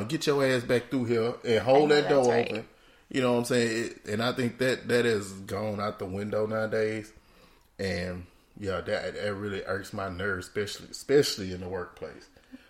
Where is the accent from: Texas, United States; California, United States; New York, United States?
Texas, United States; Houston; now in Miami, United States; I'm from Houston.